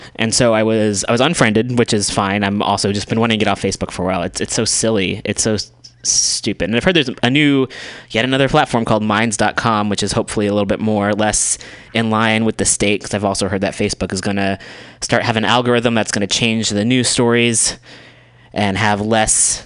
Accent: United States; being an American

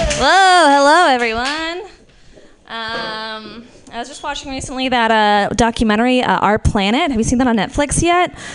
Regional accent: Marin, California, United States; We're from Marin

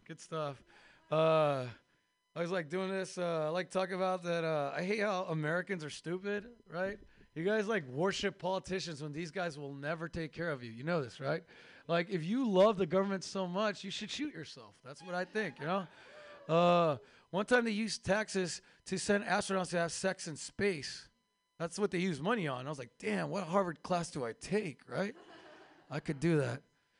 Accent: Turkey; I am from Turkey.

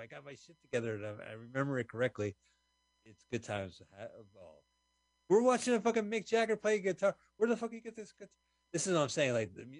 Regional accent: Montclair, New Jersey, United States; we're from Montclair.

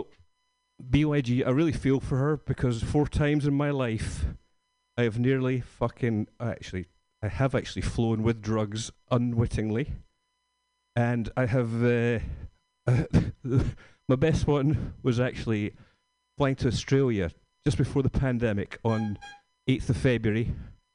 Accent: Scotland, United Kingdom; moved away; I'm from Scotland

